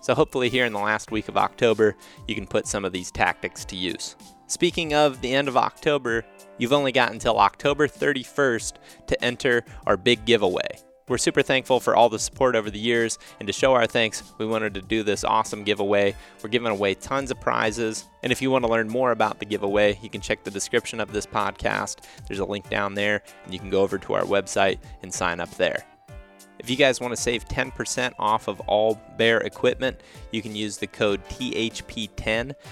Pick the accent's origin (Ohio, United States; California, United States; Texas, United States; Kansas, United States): Ohio, United States; Western; I grew up in Western Ohio